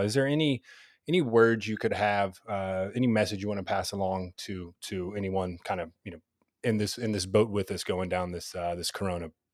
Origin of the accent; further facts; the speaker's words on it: Louisville, Kentucky, United States; moved away; I'm actually originally from Louisville, so, you know, grew up watching the old classic Big East